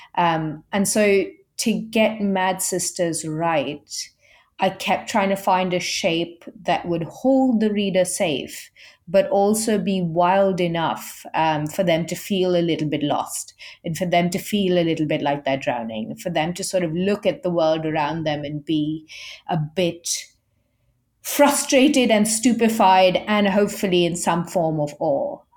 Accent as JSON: {"language": "English", "country": "India", "said": "I'm Indian"}